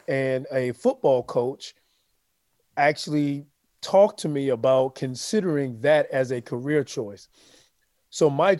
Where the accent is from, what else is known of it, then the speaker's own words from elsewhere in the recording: Savannah, Georgia, United States; But I went to high school in Savannah, Georgia. So I normally say I am from Savannah, Georgia. My people, where my parents were both born and raised, is from Texas.